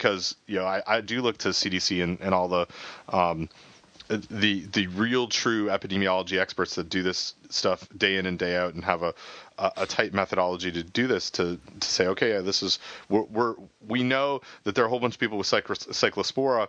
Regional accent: Canada; I'm Canadian

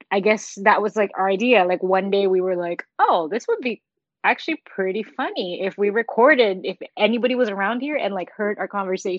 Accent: New York City, New York, United States; I'm a New Yorker.

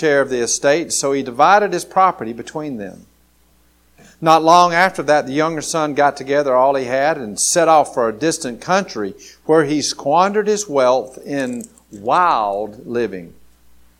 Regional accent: Grady, Alabama, United States; I was going from Grady, Alabama, going off to college

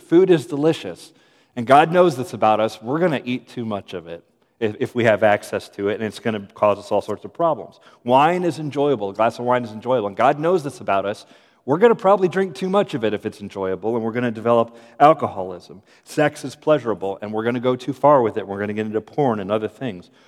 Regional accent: United States; I'm efficient American

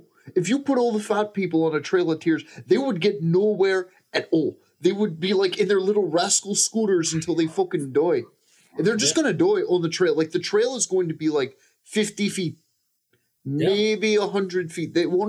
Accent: Killarney, Munster, Ireland; It's from my village in Killarney. You know, I'm from Killarney, Ireland.

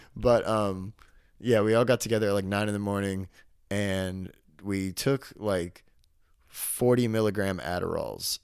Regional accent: Arkansas, United States; moved away; I'm from Arkansas.

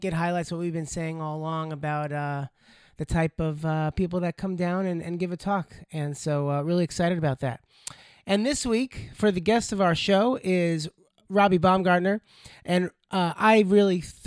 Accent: Plainview, New York, United States; born or raised there

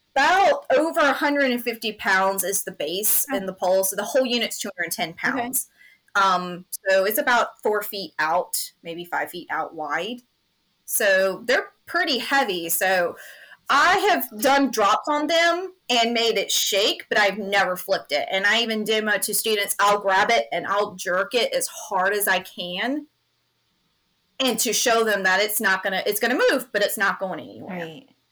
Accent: Greenville, South Carolina, United States; I'm born and raised in Greenville, South Carolina, so my roots are here.

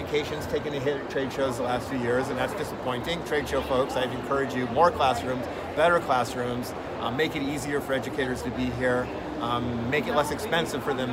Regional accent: United States; I'm an American

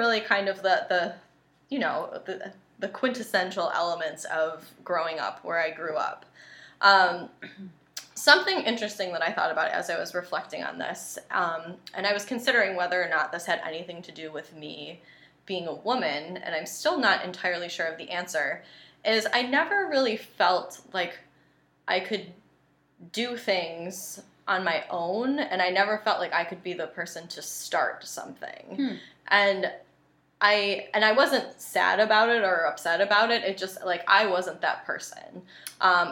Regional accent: Western New York, United States; I grew up in the Western New York area

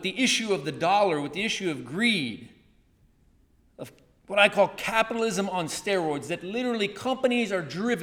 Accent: Chattanooga, Tennessee, United States; moved away; A church I grew up in Chattanooga, Tennessee, they taught me, they took me out, showed me when I was younger, high school and college

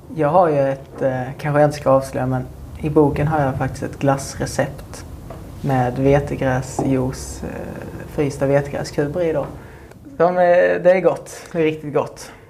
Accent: Munka Ljungby, Skåne, Sweden; mitt hus där jag växte upp

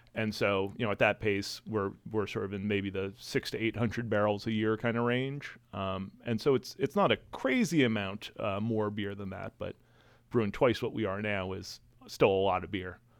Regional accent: New England, United States; I'm from New England

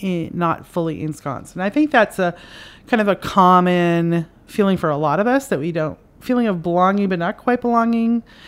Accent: Canada; now in United States; I live in America, and I'm Canadian, and my parents are Irish, and so I was raised in an Irish culture in Canada, and now I moved to America

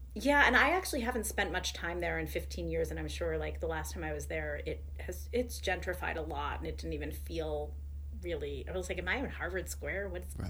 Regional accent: Orange, Connecticut, United States; also born or lived in New Haven, Connecticut; now in Brooklyn, United States; my dad and my entire like my paternal side of the family has been New Haven for generations, and I grew up in New Haven. I actually grew up in Orange

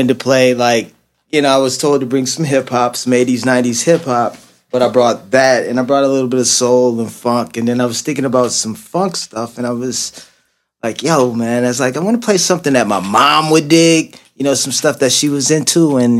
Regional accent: Michigan, United States; now in Los Angeles, United States; I'm originally from Michigan, and I live in L.A.

